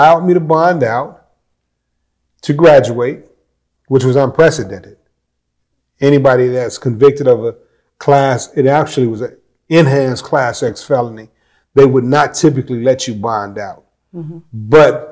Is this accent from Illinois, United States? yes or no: yes; Chicago, Illinois, United States; now in Peoria, United States; I grew up in Chicago on the West Side